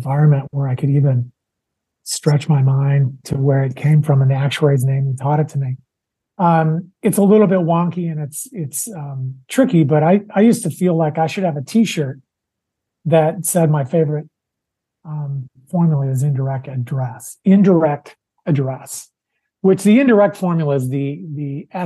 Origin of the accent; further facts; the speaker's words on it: Wisconsin, United States; Wisconsin, my home state